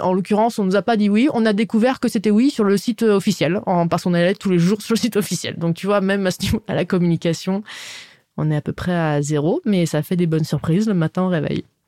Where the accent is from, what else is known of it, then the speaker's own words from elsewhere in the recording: Dijon, Bourgogne-Franche-Comté, France; moved away as an adult; also born or lived in New York; je viens de Dijon. Je suis très contente, euh, je suis très fière de, cette région, la Bourgogne. J'adore bah, mon chez moi